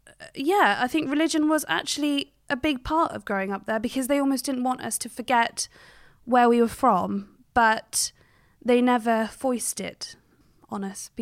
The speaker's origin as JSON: {"language": "English", "town": "Cheltenham", "region": "South West England", "country": "United Kingdom", "tie": "born or raised there", "said": "I grew up in Cheltenham in Gloucestershire. Very rural, beautiful, quite a busy town, but it's absolutely stunning, very quiet. And my parents actually grew up in Uganda and India"}